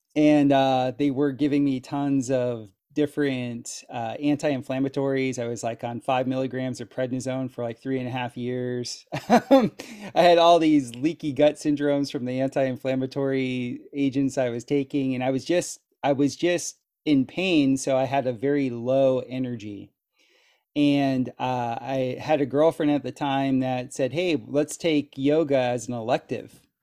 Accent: South Florida, United States; moved away as an adult; now in Costa Rica; where I grew up in South Florida, we had lots of hurricanes

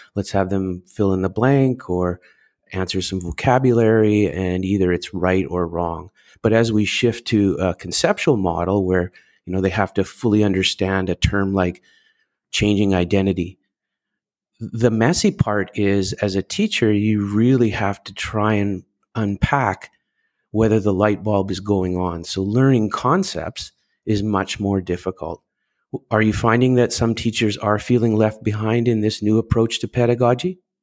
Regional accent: Canada; I'm Canadian

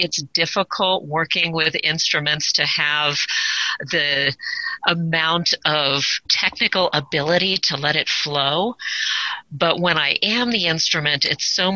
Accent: South Orange County, Southern California, United States; I actually grew up in Southern California, not here in the mountains, but in South Orange County, closer to like the water area.

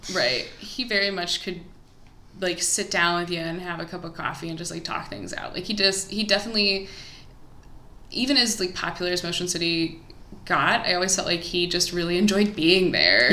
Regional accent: Columbia, Missouri, United States; my hometown columbia missouri

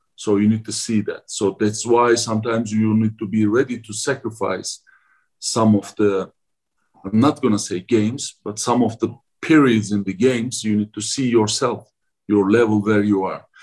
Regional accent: Ankara, Turkey; English is a second language; moved away as an adult; now in Salt Lake City, United States; my hometown Ankara is basically very very similar with uh, Salt Lake City.

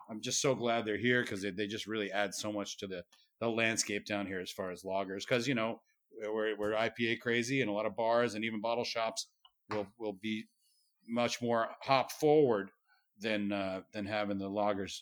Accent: Massachusetts, United States; now in New York, United States; from Massachusetts as well, uh, my home state

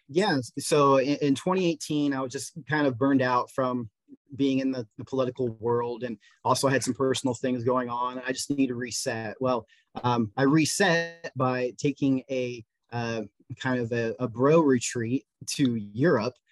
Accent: Westfield, Indiana, United States; born and raised in Westfield, lived here my entire life

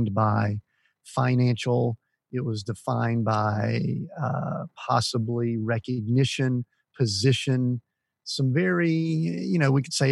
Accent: Atlanta, Georgia, United States; I grew up, just kind of small town suburbs of Atlanta

